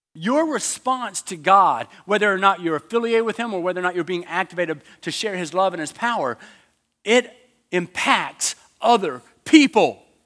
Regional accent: United States; I'm from America. There's no way you think I'm Australian.

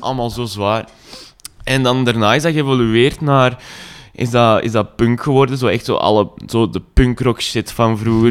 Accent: Zanto, Flanders, Belgium; moved away; ik ben van Zanto oorspronkelijk, dat ligt zo tegen Lier en Herentals

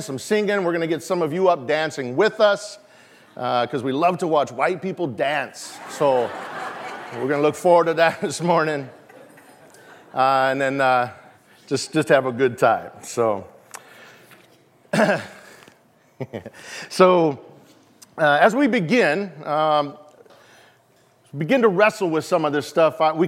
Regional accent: Yakama Nation, Washington, United States; we come from the Yakima Nation here in Washington State

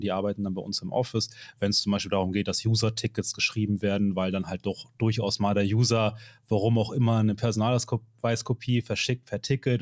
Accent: Hamburg, Germany; ich komme aus Hamburg

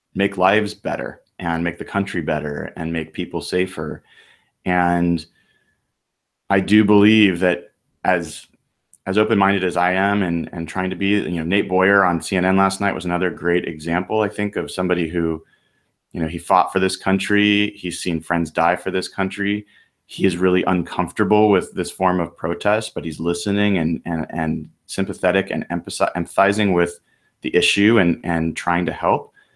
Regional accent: United States; I'm an American

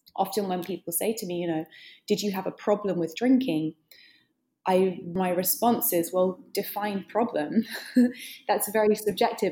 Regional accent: United Kingdom; now in New York, United States; I'm British. I live in New York.

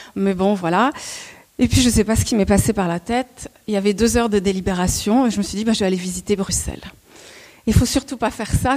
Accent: Montreuil, Île-de-France, France; je suis née à Montreuil

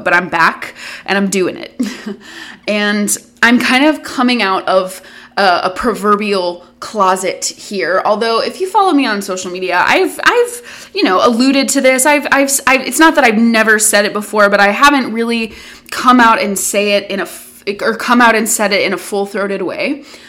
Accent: the South, United States; I grew up in the South.

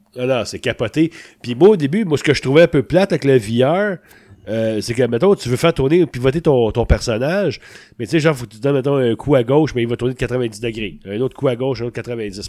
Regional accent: Sainte-Thérèse, Quebec, Canada; le cinéma était à côté de chez nous, à Sainte-Thérèse

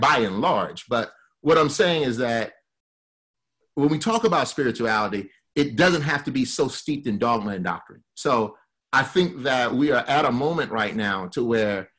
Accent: Alabama, United States; my family is from Mississippi and Louisiana, I grew up in Alabama

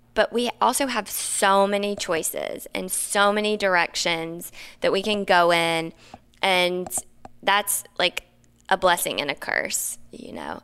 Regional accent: the South, United States; also born or lived in Napa / New York / Maine; now in Los Angeles, United States; I grew up in the South.

